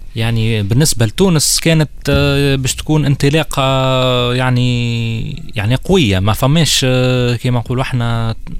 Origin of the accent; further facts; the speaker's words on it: Tunisia; عندنا في تونس